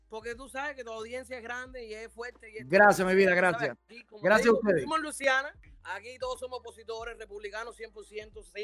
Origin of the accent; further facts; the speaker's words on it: Santiago de las Vegas, Havana, Cuba; moved away as an adult; also born or lived in Uruguay; now in United States; Nosotros somos de Santa de las Vegas, de Boyero. Nosotros somos de Boyero.